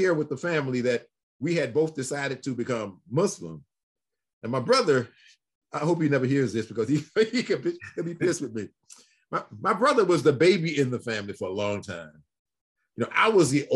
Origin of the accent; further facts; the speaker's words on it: Detroit, Michigan, United States; also born or lived in Alabama; I'm sitting in Detroit. I say, we in Detroit. We came from Alabama.